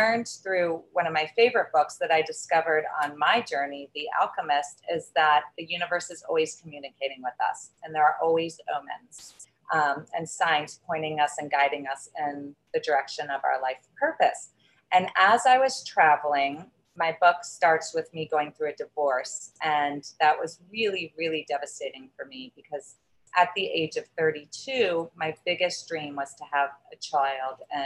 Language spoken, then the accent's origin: English; the South, United States; I grew up in a very traditional family, and I was raised in the South.